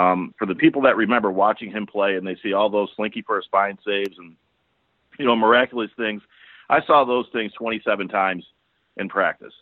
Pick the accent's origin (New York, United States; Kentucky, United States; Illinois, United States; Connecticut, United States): New York, United States; Buffalo; moved away as an adult; also born or lived in Albany / Harrisburg, Pennsylvania / Philadelphia; as a young kid growing up in Buffalo